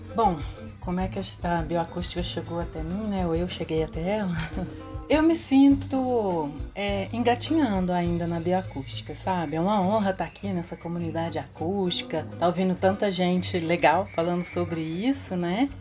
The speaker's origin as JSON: {"language": "Portuguese", "town": "Belo Horizonte", "region": "Minas Gerais", "country": "Brazil", "tie": "born or raised there", "said": "eu sou bióloga natural de Belo Horizonte"}